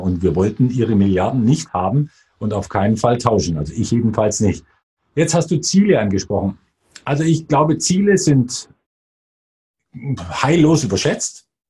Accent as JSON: {"language": "German", "region": "Bavaria", "country": "Germany", "tie": "born or raised there", "also_born_or_lived": "Swabia", "said": "bin Schwabe tatsächlich, wenn auch eher mich den Bayern zugehörig fühlend, weil ich dort aufgewachsen bin"}